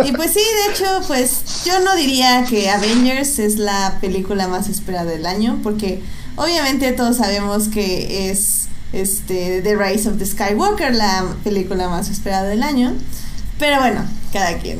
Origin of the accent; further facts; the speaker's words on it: State of Mexico, Mexico; en mi pueblo, o sea, allá en el Estado de México, que tenemos un cine en cada esquina